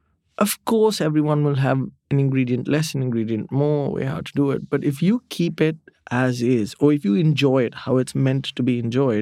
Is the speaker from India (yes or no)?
yes; India; You're not supposed to put ketchup in your fridge, but I'm Indian. I do it.